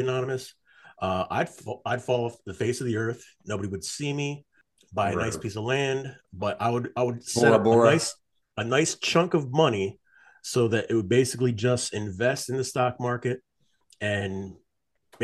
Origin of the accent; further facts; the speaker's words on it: New Jersey, United States; moved away; I grew up in South Jersey, I was literally 10, 15 minutes away from Atlantic City